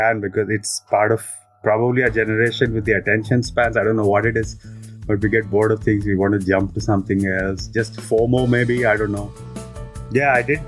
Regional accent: Hyderabad, Telangana, India; moved away as an adult; also born or lived in Goa; now in Belgium; I'm from Hyderabad. I spent all my life in Hyderabad and then I moved to Goa to study. And now I live in Belgium.

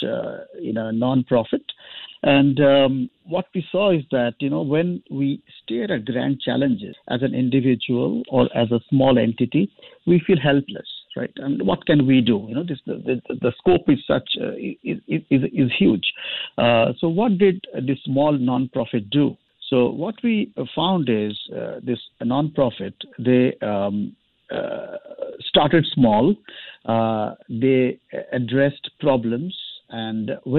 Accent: India; I'm from India

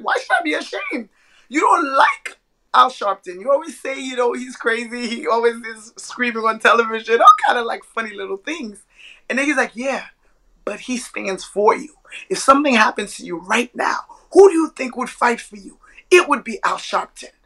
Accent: New York City, New York, United States; born or raised there; also born or lived in Haiti

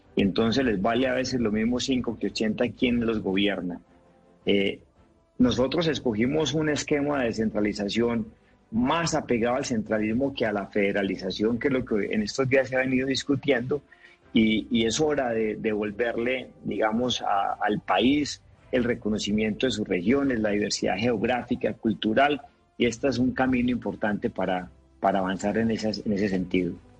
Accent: Antioquia, Colombia; soy antioqueño

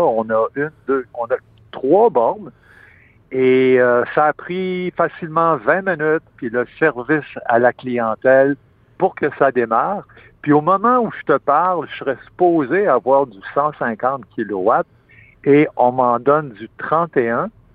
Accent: Quebec, Canada; en tant que Québécois, c'est surtout mes collègues du Québec

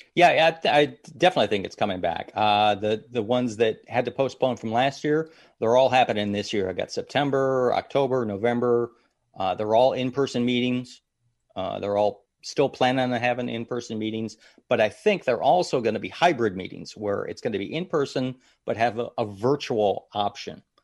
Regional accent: Madison, Ohio, United States; moved away; originally from Ohio, little town called Madison, Ohio, just outside of Cleveland, Ohio, right on the lake area

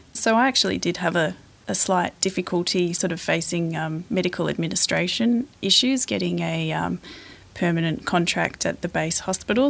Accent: Sydney, New South Wales, Australia; moved away as an adult; now in Port Macquarie, Australia; I grew up in Sydney

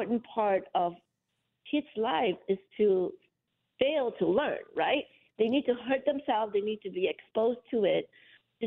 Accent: Muar, Johor, Malaysia; moved away; I grew up in Malaysia in a town called Muar

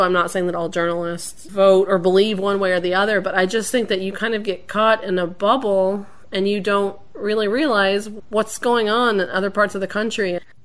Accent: Tennessee, United States; moved away as an adult; now in Washington, D.C., United States; my home state of Tennessee

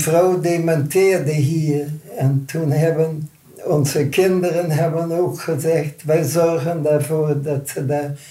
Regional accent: Netherlands; moved away as an adult; also born or lived in Canada; ik ben als Nederlander veroordeeld. Ik ben als Nederlander naar Nederland gekomen

